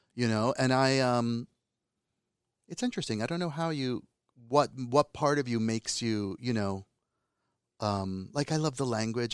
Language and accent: English; United States; accent: American; Calabrian (in Italian); also born or lived in Calabria, Italy; So I speak Italian better than a typical Italian American, quote, unquote. but I also have a Calabrian accent, and I have an American accent